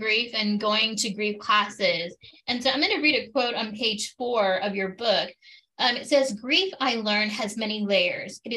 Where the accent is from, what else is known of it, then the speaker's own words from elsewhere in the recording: Arizona, United States; I'm an Arizona born and raised gal.